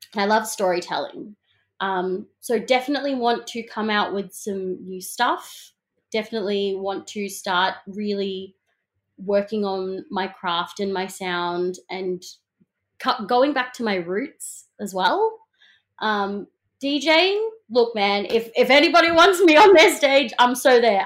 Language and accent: English; Melbourne, Victoria, Australia; I'm such a proud, um, Melbournian kid. You know, I grew up in the South East suburbs